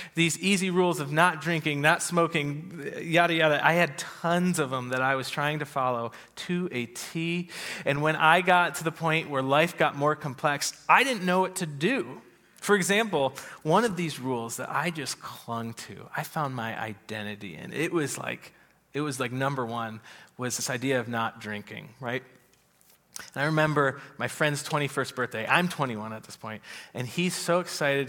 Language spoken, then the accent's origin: English; United States; we grew up in America in a free country with democracy